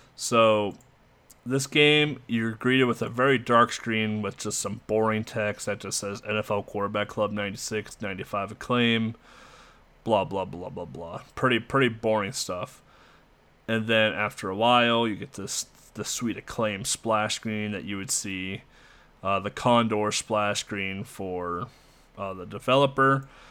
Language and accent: English; United States; Being an American